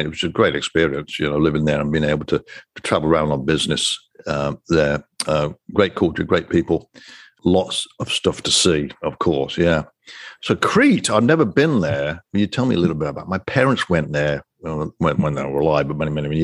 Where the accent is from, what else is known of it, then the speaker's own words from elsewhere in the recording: England, United Kingdom; now in Florida, United States; I'm a Brit and an American